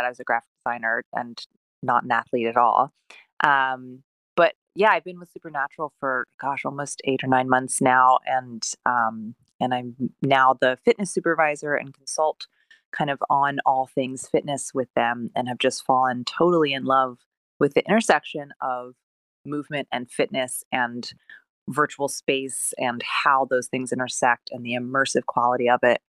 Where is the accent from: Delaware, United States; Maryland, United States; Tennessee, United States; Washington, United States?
Delaware, United States; I was born in Delaware. I had a very nice childhood.